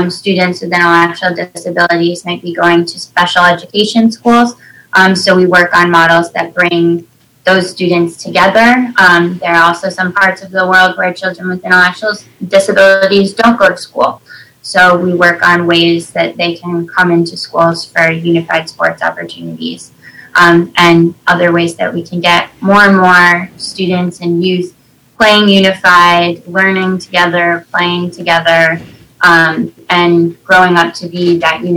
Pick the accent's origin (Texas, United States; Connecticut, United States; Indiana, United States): Connecticut, United States; my local program in Connecticut, where I'm from